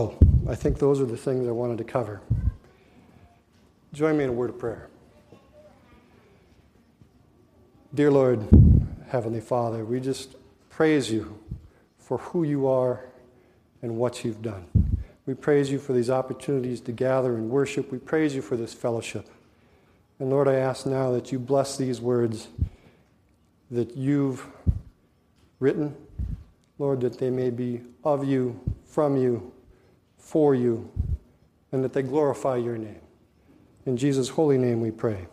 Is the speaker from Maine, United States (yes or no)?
no; Hallock, Minnesota, United States; I was born and raised in Halleck. I've spent my whole life there